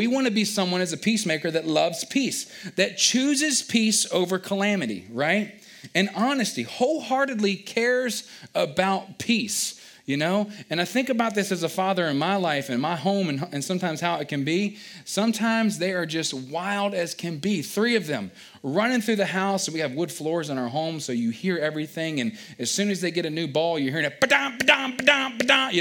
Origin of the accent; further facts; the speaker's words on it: Culpeper, Virginia, United States; I grew up again down in Culpeper, Virginia